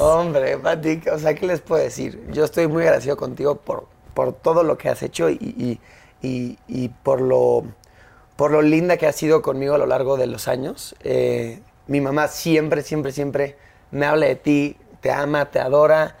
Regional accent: Mexico City, Mexico; also born or lived in United States; yo nací aquí en la CDMX. Sí. Nací el 29 de marzo del 96. Soy chilango.

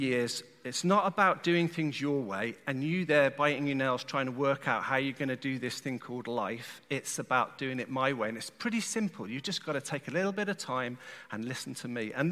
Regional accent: England, United Kingdom; I'm from England, I'll join the Church of England

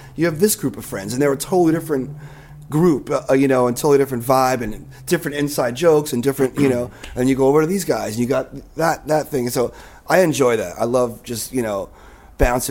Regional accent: Nyack, New York, United States; also born or lived in Boston; I was born in Boston, and I moved to Nyack when I was two.

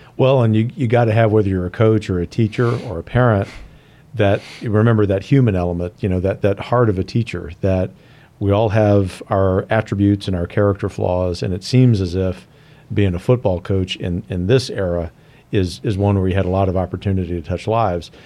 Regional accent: Louisiana, United States; I'm from Louisiana

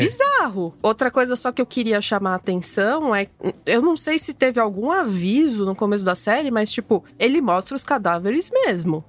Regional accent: São Paulo, Brazil; sou paulistana

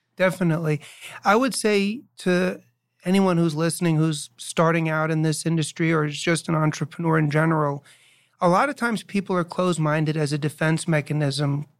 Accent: New York, United States; also born or lived in Chicago; now in New Jersey, United States; I was born and raised in New York and I lived in Chicago for five years

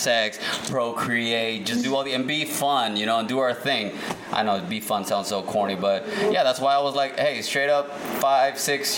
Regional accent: Dallas, Texas, United States; I grew up in Dallas, Texas

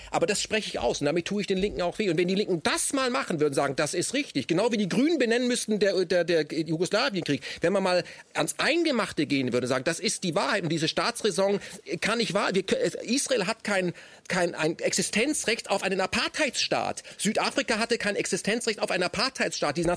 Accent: Germany; sondern gerade als Deutscher, aber auch als Grieche

